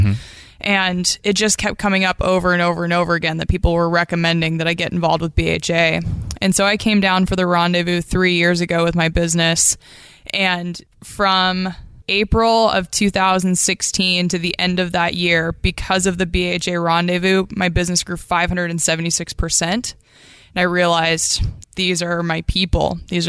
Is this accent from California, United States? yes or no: no; Bird Creek, Alaska, United States; So I was born in Bird Creek, Alaska, and that's where I still call home today.